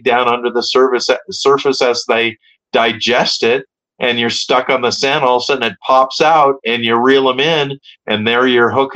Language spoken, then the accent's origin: English; Hermosa Beach, California, United States; I grew up in Hermosa Beach, so my zone was Hermosa, Manhattan, Redondo, Palos Verdes, Torrance